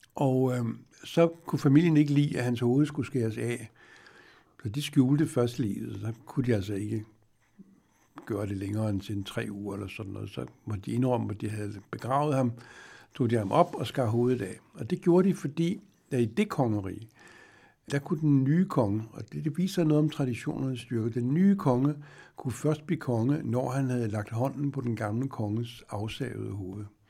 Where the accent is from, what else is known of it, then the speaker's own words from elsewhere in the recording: Denmark; som dansker